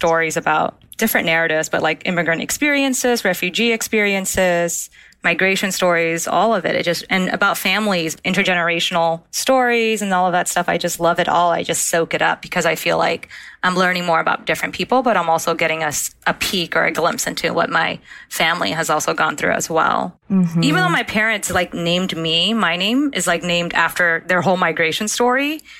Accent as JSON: {"language": "English", "country": "United States", "tie": "born there", "said": "…, second part of my name, …, in Vietnamese means America. And so 9 months later, I was born in the States."}